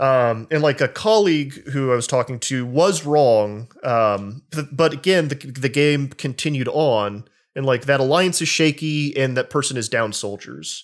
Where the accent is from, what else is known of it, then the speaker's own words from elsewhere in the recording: the South, United States; I grew up in the South, um, in communities where Christians were very, uh, unkind and oppressive.